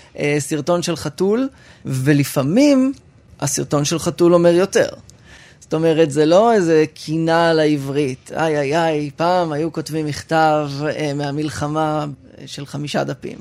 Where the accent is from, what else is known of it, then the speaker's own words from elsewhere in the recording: Rehovot, Central District, Israel; ברחובות, שם גדלתי